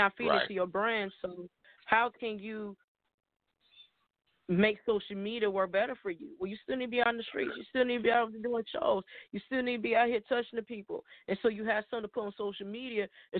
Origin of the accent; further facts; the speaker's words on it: Chicago, Illinois, United States; I'm from Chicago